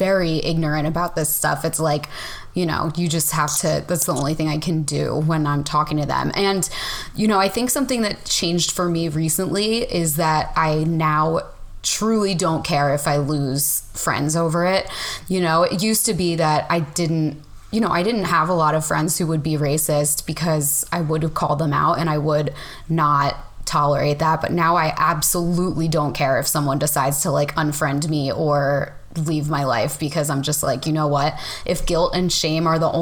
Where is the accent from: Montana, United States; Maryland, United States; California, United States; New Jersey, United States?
New Jersey, United States; Bay Head; moved away; I grew up on the Jersey Shore. I grew up in a town called Bayhead